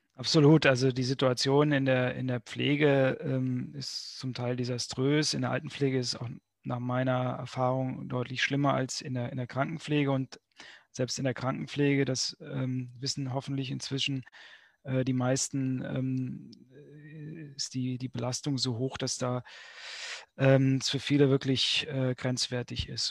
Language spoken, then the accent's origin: German; Berlin, Germany; bei uns in Berlin